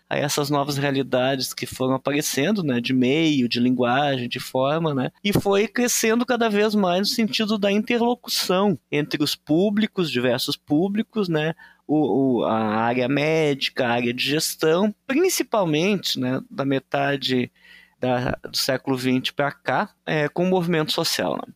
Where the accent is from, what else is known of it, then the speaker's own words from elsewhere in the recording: Rio Grande do Sul, Brazil; Então, eu sou do Rio Grande do Sul, né?